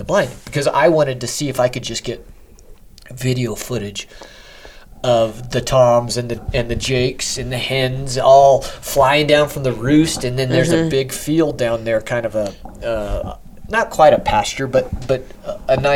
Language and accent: English; New Mexico, United States; I'm from New Mexico